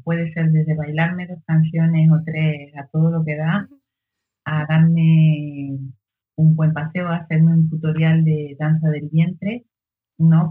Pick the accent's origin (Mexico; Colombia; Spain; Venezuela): Spain; Lanzarote, Canary Islands